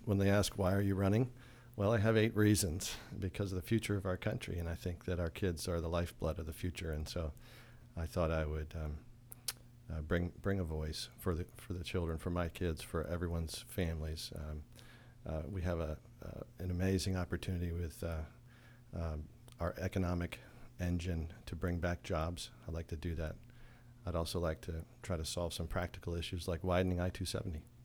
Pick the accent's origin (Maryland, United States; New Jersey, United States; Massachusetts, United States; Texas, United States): Maryland, United States; Frederick County; I'm from Frederick County